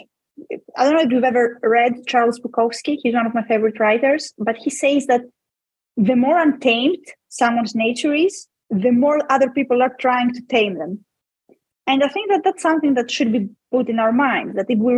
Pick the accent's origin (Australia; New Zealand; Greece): Greece; I'm a woman in a very patriarchal society that's called Greece